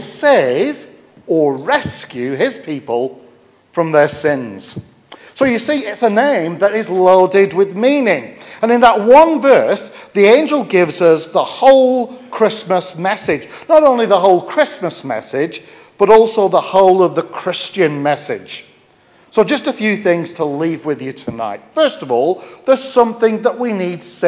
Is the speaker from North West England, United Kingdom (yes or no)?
yes; Lancashire, North West England, United Kingdom; accent: Lancashire; now in Stafford, United Kingdom; my Lancashire accent.